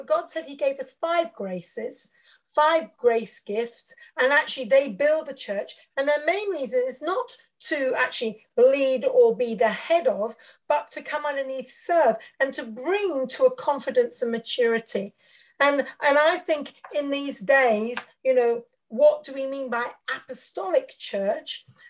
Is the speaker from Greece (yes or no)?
no; India; also born or lived in Africa; now in United Kingdom; I'm a Mish kid, preacher's kid. So I grew up in India, and then I served as a missionary in Africa. And then I came back to Britain when I was 30 years old.